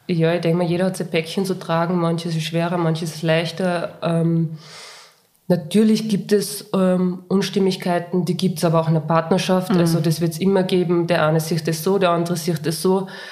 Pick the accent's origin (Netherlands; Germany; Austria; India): Austria; Linz, Upper Austria; ich komme aus Linz